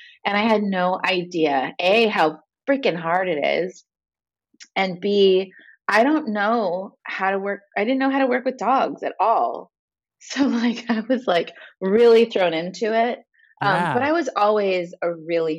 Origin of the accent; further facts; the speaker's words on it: Los Angeles, California, United States; I grew up like in a few places, Van Nuys, Granada Hills, and I went to school in Tarzana